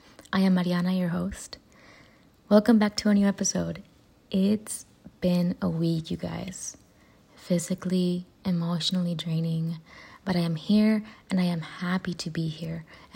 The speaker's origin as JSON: {"language": "English", "town": "Rio Grande City", "region": "Texas", "country": "United States", "tie": "born or raised there"}